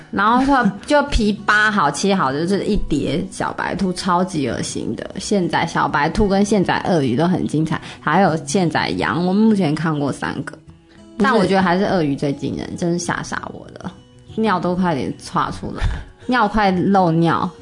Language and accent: Chinese; Taiwan; moved away; 我们台湾人